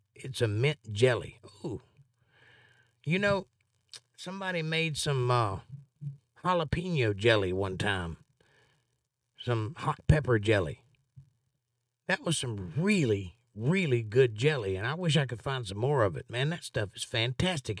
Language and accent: English; Georgia, United States; I'm from Georgia